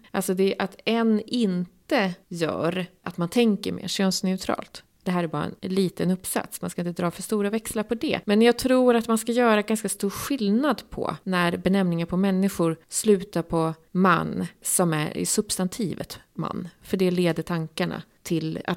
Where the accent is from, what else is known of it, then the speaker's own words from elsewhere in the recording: Gävle, Gävleborg County, Sweden; det vet jag för jag kommer ju från Gävle.